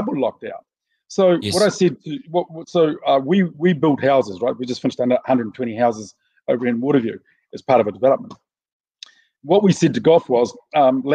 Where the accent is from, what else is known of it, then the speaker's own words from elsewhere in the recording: Auckland, New Zealand; because I'm from West Auckland, we smoke like chimneys.